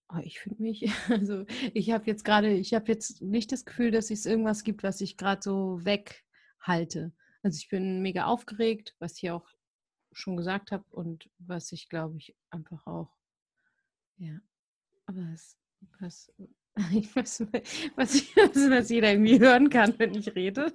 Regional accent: Hamburg, Germany; moved away; also born or lived in Buxtehude / Berlin; Ich komme aus so einem kleinen Dorf, das letzte Dorf in Hamburg

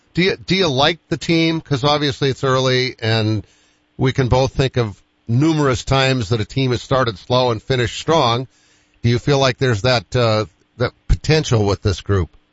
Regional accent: Boston, Massachusetts, United States; I'm from Boston too

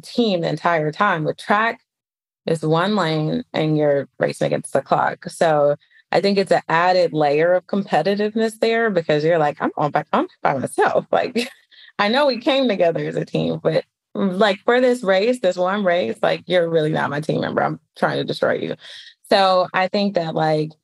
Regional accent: Detroit, Michigan, United States; moved away as an adult; now in Atlanta, United States; I grew up in Detroit, Michigan. I live in Atlanta now

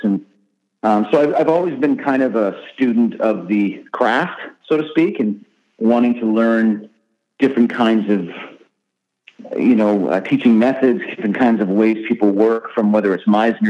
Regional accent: Canada; I grew up in Canada

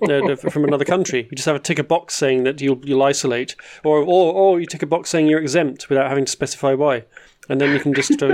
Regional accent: Scottish Lowlands, Scotland, United Kingdom; now in Netherlands; Dutch News Contributing Editor and Kilted Lowlander

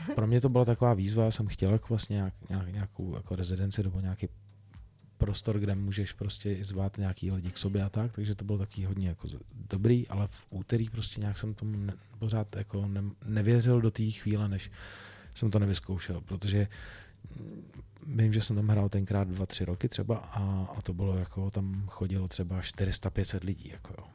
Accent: Czechia; u nás v Čechách

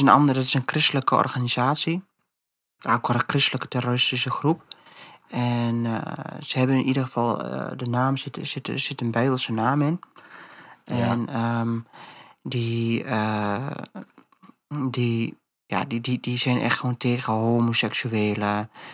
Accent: Netherlands; wij zijn als Nederlanders

